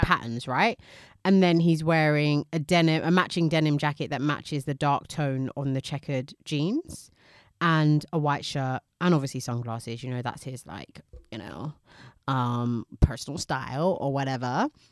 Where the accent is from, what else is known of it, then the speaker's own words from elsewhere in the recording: United Kingdom; we're British